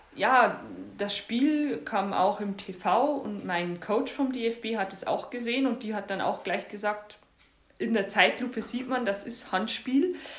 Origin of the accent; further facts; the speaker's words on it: Bavarian Forest, Germany; moved away; also born or lived in northern Germany; dass ich im Norden zu Hause bin, aber meine Heimat auch noch im bayerischen Wald ist.